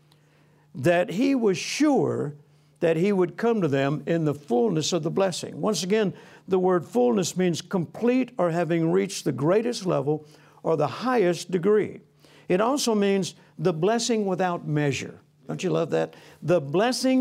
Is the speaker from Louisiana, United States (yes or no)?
yes; Louisiana, United States; also born or lived in Mississippi; I was born on a farm in Mississippi. I grew up in Louisiana. I'm a country boy.